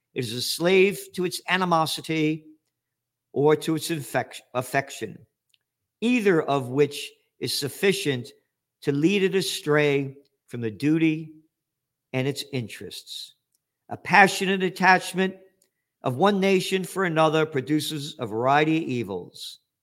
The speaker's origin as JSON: {"language": "English", "country": "United States", "said": "I'm an American citizen"}